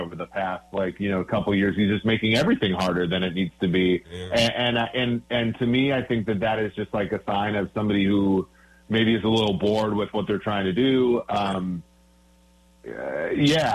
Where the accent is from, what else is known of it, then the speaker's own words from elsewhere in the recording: Minnesota, United States; growing up in Minnesota